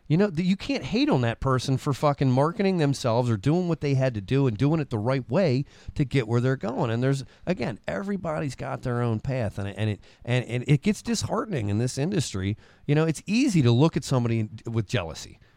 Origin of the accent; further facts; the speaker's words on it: Parkville, United States; I'm from Parkville